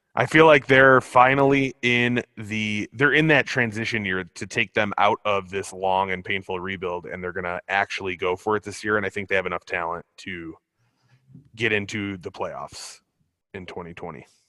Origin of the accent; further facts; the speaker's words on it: Illinois, United States; my home state of Illinois